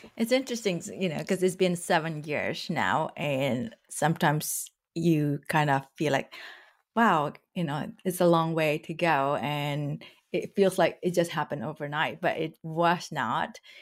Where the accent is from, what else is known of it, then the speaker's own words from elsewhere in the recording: Indonesia; moved away as an adult; now in United States; So I grew up in Indonesia